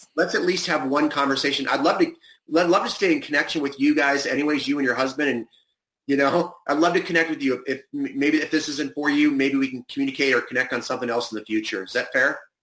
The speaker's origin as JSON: {"language": "English", "town": "Cleveland", "region": "Ohio", "country": "United States", "tie": "born or raised there", "moved": "yes", "lives_now": "California, United States", "said": "grew up in Cleveland, so I remember the mosquitoes."}